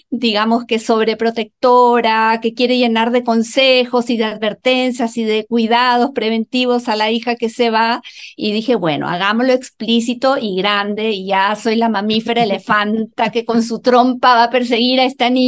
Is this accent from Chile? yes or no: yes; Chile; aquí como dicen aquí en Chile mis ah. compatriotas, porque yo también soy chilena